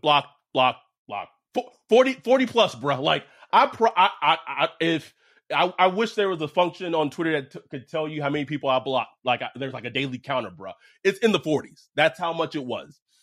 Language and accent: English; the South, United States; we're black men from the South.